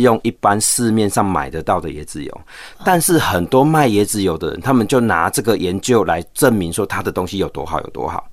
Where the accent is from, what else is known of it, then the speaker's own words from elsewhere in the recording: Taiwan; 我们台湾人现在平均寿命到八十几岁了